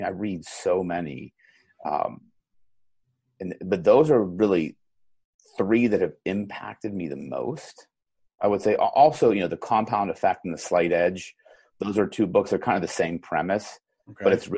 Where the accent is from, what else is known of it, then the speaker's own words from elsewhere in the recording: Pittsburgh, Pennsylvania, United States; I'm from Pittsburgh